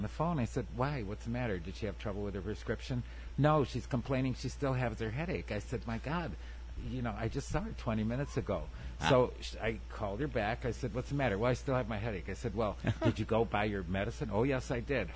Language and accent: English; Dunkirk, New York, United States; I grew up in Dunkirk, which is 9 miles down the road